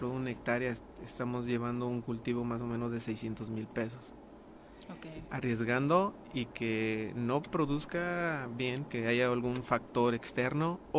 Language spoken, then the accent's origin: Spanish; Miacatlán, Morelos, Mexico; Yo soy morelense y nativo de Miacatlán.